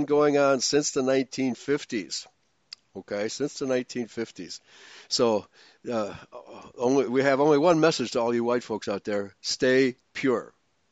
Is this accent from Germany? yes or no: yes; Germany; also born or lived in Hungary (ancestry); now in United States; I was born in Germany. And then eventually came to America